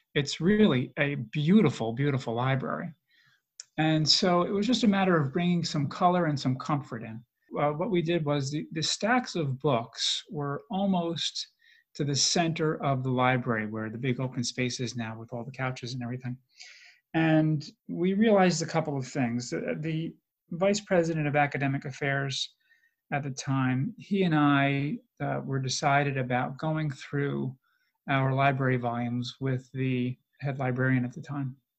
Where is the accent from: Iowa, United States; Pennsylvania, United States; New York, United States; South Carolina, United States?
New York, United States; I grew up in New York.